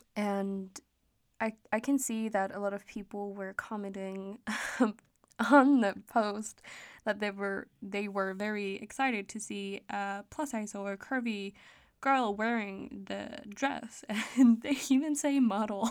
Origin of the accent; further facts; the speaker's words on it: Denmark; English is a second language; I am Danish, so, um, I may have a little bit of an accent when I'm talking English.